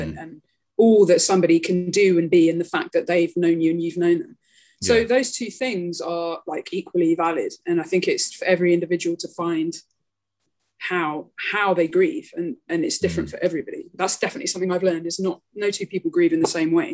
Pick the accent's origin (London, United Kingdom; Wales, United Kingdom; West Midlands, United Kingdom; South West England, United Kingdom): London, United Kingdom; moved away as an adult; now in Chile; I grew up in North London in Harrow